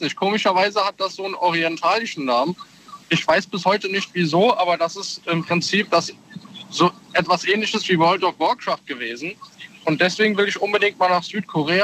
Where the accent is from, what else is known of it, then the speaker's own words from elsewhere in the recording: Kirn, Rhineland-Palatinate, Germany; Ich komme aus der Nähe von Bad Kreuznach, Kirn